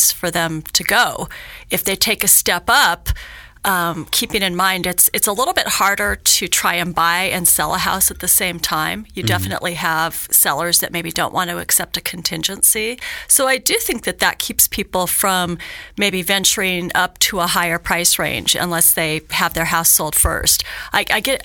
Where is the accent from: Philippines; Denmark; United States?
United States; Hawthorne, Nevada; now in Reno, United States; I'm born and raised in Northern Nevada. I grew up in Hawthorne, so I know rural Nevada very mm. well. I've lived in Reno for over 30 years